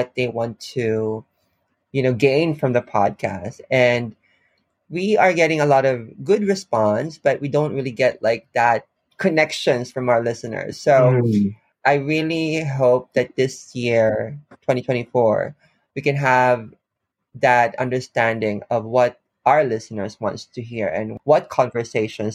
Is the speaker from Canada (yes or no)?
no; Philippines; now in Japan; I'm from the Philippines.